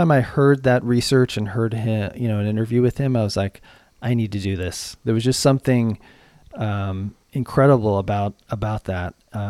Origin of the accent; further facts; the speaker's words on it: Boulder, Colorado, United States; Sure thing. I grew up in Boulder, Colorado.